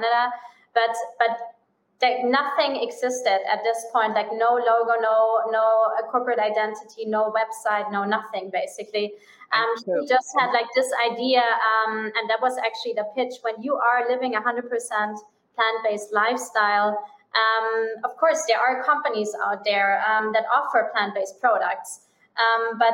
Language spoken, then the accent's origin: English; Munich, Bavaria, Germany; English is a second language; moved away as an adult; also born or lived in Miami / Bahamas; I'm originally from Germany. So I'm from Munich, from the famous beer town.